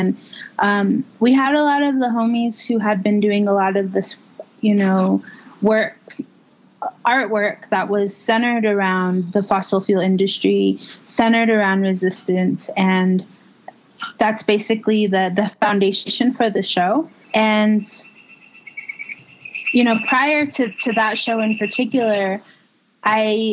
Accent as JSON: {"language": "English", "town": "St. Michaels", "region": "Arizona", "country": "United States", "said": "from St. Michael's, Arizona"}